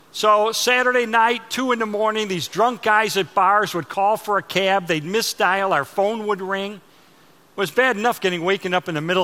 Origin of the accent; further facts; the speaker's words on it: Chicago, Illinois, United States; moved away as an adult; now in Texas, United States; I'm from Chicago